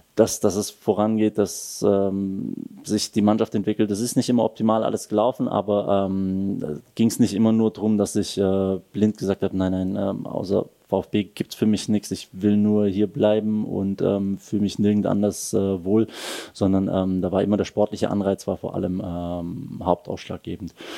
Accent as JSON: {"language": "German", "area": "the area around Stuttgart", "region": "Baden-Württemberg", "country": "Germany", "tie": "born or raised there", "also_born_or_lived": "Wolfsburg / Berlin", "moved": "as an adult", "lives_now": "Switzerland", "said": "der Heimat, wo ich herkomme, ähm, das Umland von Stuttgart"}